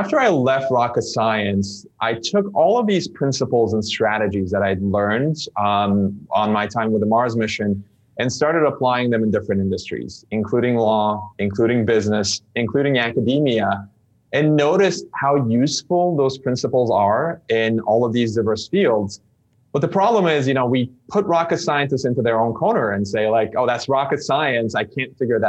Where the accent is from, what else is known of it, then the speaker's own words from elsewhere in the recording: Istanbul, Turkey; English is a second language; moved away as an adult; also born or lived in United States; I grew up in Istanbul, Turkey, learned English as a second language